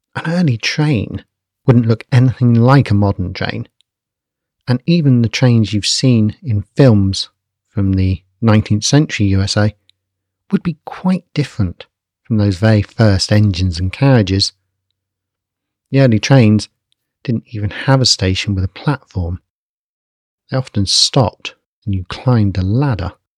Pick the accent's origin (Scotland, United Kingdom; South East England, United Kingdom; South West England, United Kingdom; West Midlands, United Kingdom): South East England, United Kingdom; Basingstoke; my hometown, which at that point was a sleepy agrarian town called Basingstoke